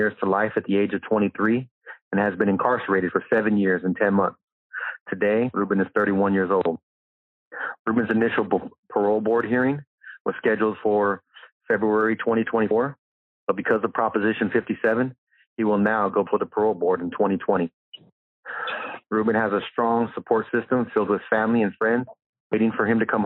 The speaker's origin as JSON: {"language": "English", "town": "Bakersfield", "region": "California", "country": "United States", "tie": "born or raised there", "said": "I was born in Bakersfield"}